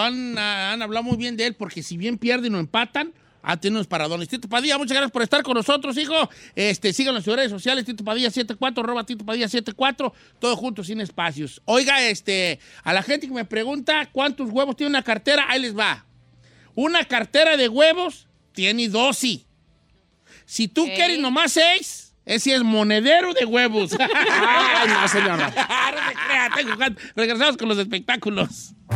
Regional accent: Mexico; now in United States; yo soy del rancho

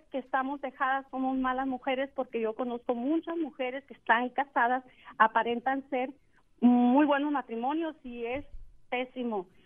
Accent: Mexico; now in United States; yo también soy una mujer que me vine de México, dejé a mi, al padre de mis hijos

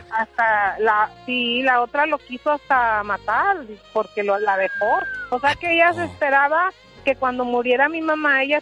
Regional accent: Chihuahua, Mexico; yo soy de Chihuahua, todos dicen que yo digo que mucho las...

